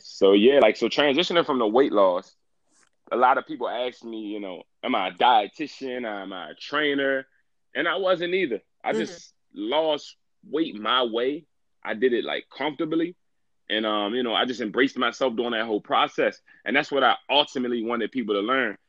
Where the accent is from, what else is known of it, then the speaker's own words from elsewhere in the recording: Washington, District of Columbia, United States; I'm from Washington D.C.